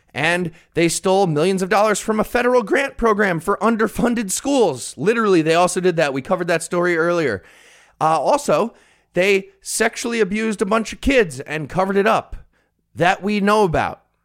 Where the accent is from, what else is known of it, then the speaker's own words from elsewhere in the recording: Rockland County, New York, United States; my hometown of Rockland County, New York